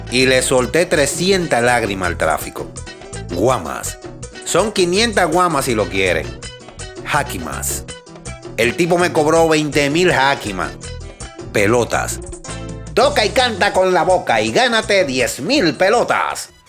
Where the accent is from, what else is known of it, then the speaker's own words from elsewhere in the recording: Dominican Republic; Porque siempre trato de evitar los dominicanismos cuando converso con alguien que no tengo mucha confianza o que acabo de conocer.